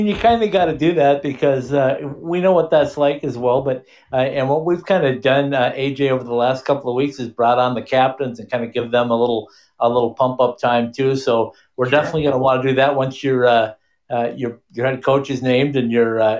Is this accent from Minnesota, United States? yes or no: yes; northern Minnesota, United States; I grew up in Minnesota, I'll tell you. I graduated high school in 1980, so it's a long time ago, but I played on the last high school team that played outdoor games in northern Minnesota.